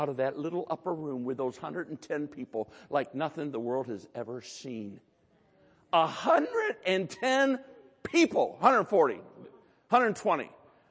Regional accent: United States; we're American, most of us

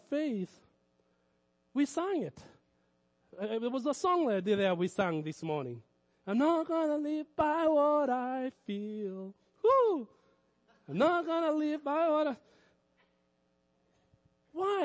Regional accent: Kenya; moved away; in Kenya, I grew up around Muslims

